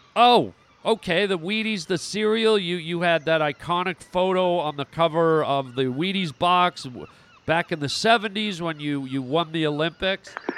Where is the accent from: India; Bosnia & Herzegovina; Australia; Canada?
Canada; moved away; also born or lived in United States; I was born in Canada